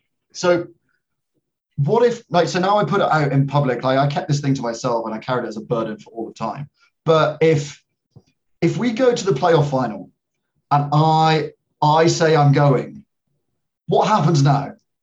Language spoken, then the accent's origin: English; Edinburgh, Scotland, United Kingdom; now in London, United Kingdom; I grew up in Edinburgh and then moved down to London. So the accent is a mixture of middle of nowhere.